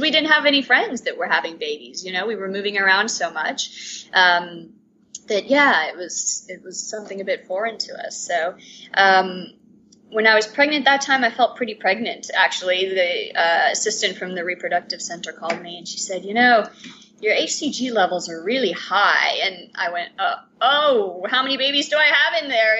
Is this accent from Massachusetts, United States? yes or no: no; Atlanta, Georgia, United States; moved away as an adult; now in Amsterdam, Netherlands; I am originally from Atlanta. Um, my mom is Cuban. My dad's American. So I grew up in a bicultural family.